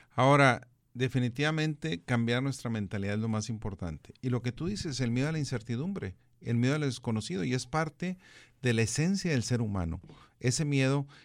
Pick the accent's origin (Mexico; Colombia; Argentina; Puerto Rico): Mexico; como mexicanos que fuimos conquistados